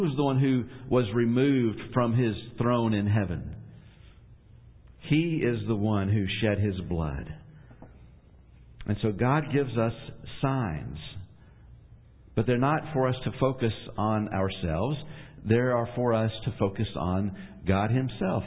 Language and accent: English; Ashland, Kentucky, United States; I was born in Ashland, Kentucky